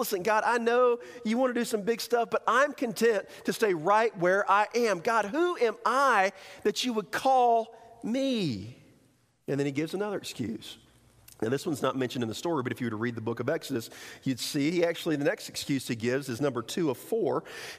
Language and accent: English; the South, United States; accent: southern; I have a southern accent, you know? I don't know. I can say that because I'm from the South